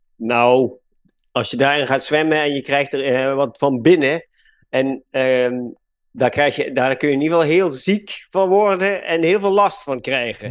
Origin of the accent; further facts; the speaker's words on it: Limburg, Netherlands; accent: soft G; moved away as an adult; also born or lived in Utrecht; waar ik vandaan kom. En dat is Limburg. Dus daar heb je de zachte G al.